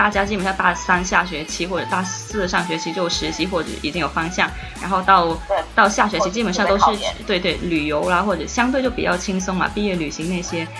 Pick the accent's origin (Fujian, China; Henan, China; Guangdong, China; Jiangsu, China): Guangdong, China; 因为我我是潮汕人嘛，我总觉得韩语跟日语是相对比较容易学的，跟我们的家乡语言有一点点相似